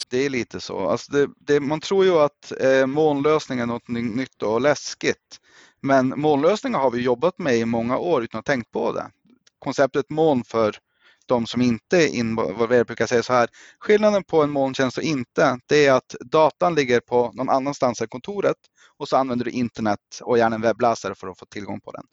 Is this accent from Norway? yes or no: yes; Norway; also born or lived in Östersund, Sweden; now in Sweden; Jag är själv norrman som grund